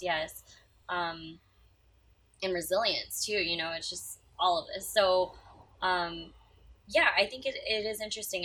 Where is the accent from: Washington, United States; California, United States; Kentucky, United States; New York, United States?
California, United States; San Francisco; I'm from San Francisco